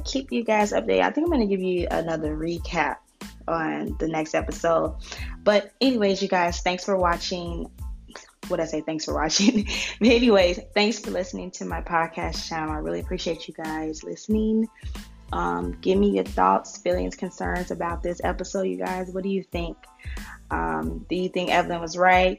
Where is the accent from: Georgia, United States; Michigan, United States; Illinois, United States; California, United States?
Illinois, United States; Chicago; I'm from Chicago